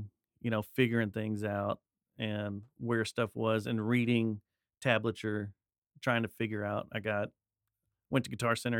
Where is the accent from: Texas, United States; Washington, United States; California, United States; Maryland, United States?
Texas, United States; Arlington; I was born in Arlington.